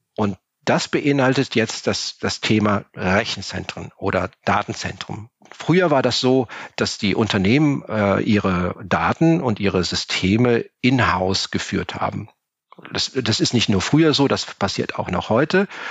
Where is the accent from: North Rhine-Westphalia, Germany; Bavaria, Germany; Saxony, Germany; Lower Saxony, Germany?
North Rhine-Westphalia, Germany; Cologne; Ich bin Kölner.